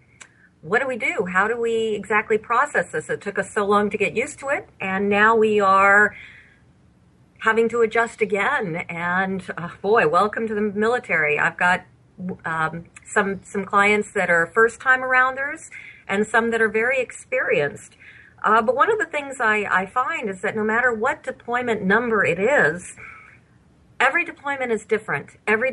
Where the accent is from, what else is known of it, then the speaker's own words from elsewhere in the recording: Bethesda, Maryland, United States; born there; My military background goes back to the day I was born in Bethesda Naval Hospital.